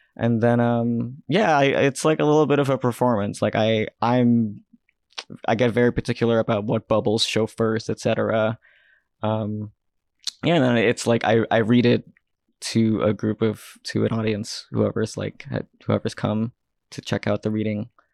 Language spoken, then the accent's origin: English; New York City, New York, United States; I grew up I grew up in Queens